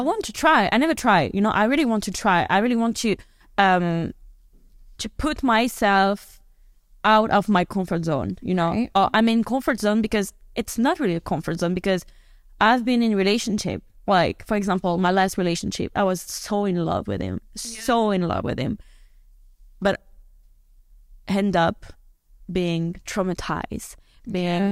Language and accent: English; France; because I'm from Europe, I'm from France